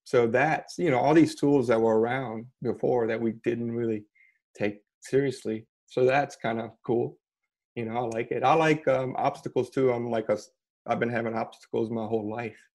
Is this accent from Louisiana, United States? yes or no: yes; outside of New Orleans, Louisiana, United States; moved away as an adult; also born or lived in Brooklyn, New York; now in Lafayette, United States; I grew up Cajun, but outside of New Orleans